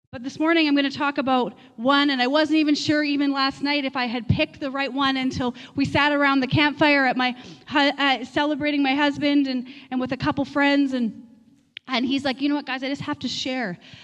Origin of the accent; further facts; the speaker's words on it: Manitoba, Canada; moved away as an adult; Many of you know our journey, where we came from Manitoba, really feeling like the Lord called us here, and bought a coffee shop